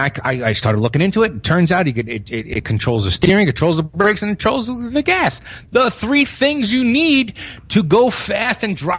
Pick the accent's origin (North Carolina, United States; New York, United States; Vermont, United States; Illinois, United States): New York, United States; New York City; I'm a Northerner, right? I'm a fucking born and bred in New York City.